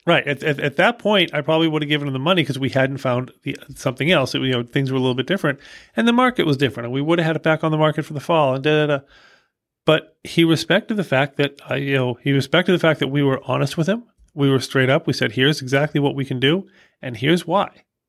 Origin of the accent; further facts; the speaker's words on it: Boston, Massachusetts, United States; I'm from Boston